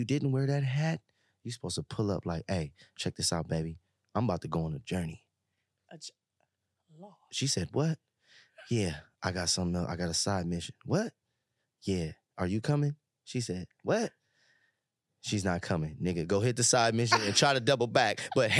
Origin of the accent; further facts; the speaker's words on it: West Coast, United States; And I grew up on the West Coast, and it's Black history is different over here.